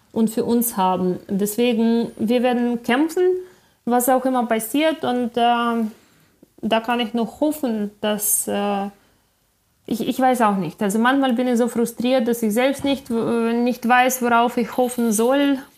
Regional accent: Ukraine; moved away as an adult; ich bin in der Ukraine aufgewachsen. Bis ich äh, 21 war, habe ich in, äh, in der Ukraine ausschließlich gelebt.

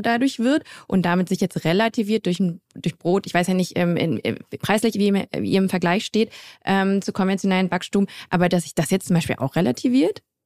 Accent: Grevenbroich, North Rhine-Westphalia, Germany; also born or lived in Düsseldorf; komme ich auch aus der Nähe von Düsseldorf, ähm, aus Grevenbroich, um äh, mhm. genau zu sein. Ich bin gebürtige Düsseldorferin

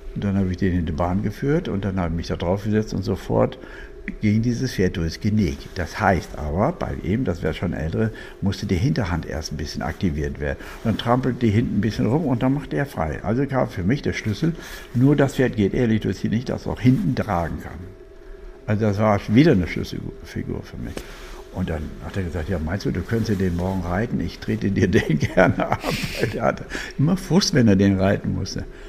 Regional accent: Germany; Deutschland liebe ich, bin Deutscher, bleibe auch

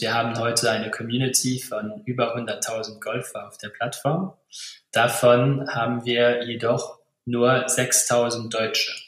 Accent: Luxembourg; ich bin äh, Luxemburger

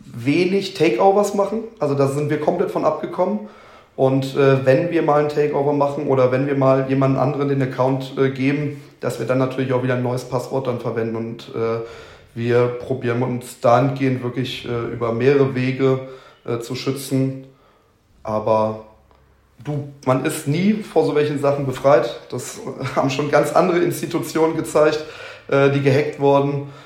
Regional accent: southern Lower Saxony, Germany; moved away; also born or lived in Hüttenberg, Hesse; ich bin gebürtiger Südniedersachse

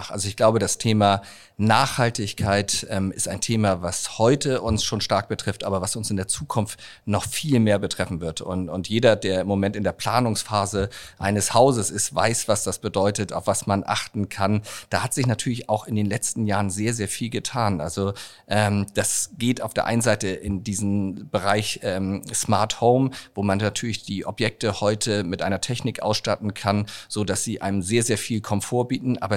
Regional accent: Hamburg, Germany; Hamburg ist ähm, meine Heimatstadt.

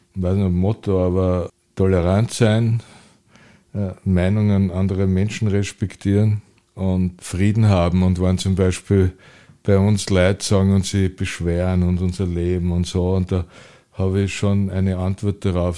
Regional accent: Vienna, Austria; Ich habe das Glück gehabt, dass ich in die lebenswerteste Stadt der Welt äh, geboren wurde.

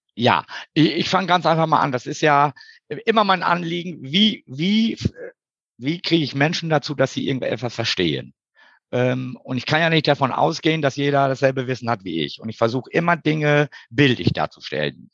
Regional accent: East Frisia, Lower Saxony, Germany; moved away as an adult; now in Hamburg, Germany; Geboren bin ich in Schönen Ostfriesland.

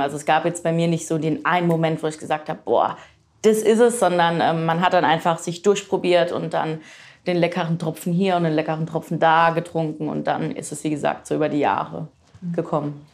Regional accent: Frankenthal, Rhineland-Palatinate, Germany; also born or lived in Rödersheim; Ich bin nämlich in Frankenthal geboren.

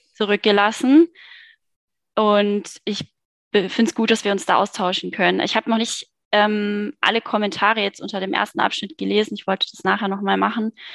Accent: Cologne, North Rhine-Westphalia, Germany; moved away; In Köln direkt geboren, ja. Und aufgewachsen

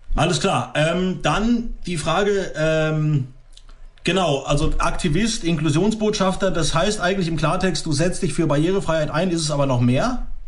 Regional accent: Croatia; moved away; Ich komme zum Beispiel aus Kroatien

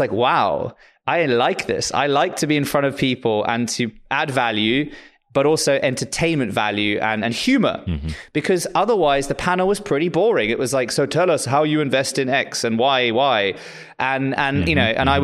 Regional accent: South Africa; moved away; also born or lived in Lisbon; I'm actually South African

